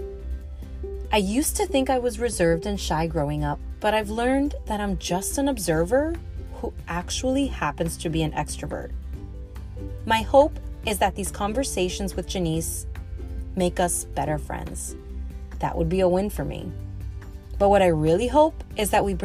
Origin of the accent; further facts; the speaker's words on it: Miami, Florida, United States; I was born and raised in Miami